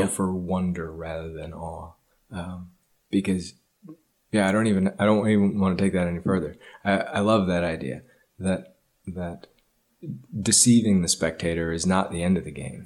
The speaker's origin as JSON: {"language": "English", "town": "Ames", "region": "Iowa", "country": "United States", "tie": "born or raised there", "said": "I grew up in Ames, Iowa"}